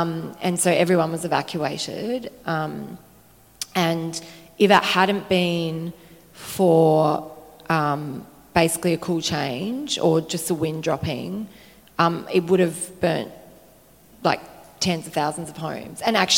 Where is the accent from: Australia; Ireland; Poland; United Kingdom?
Australia; Adelaide, South Australia; moved away; Actually, I was in Adelaide. I'm from Adelaide. I grew up in the Adelaide Hills, and my mum got evacuated last week when I was home, actually.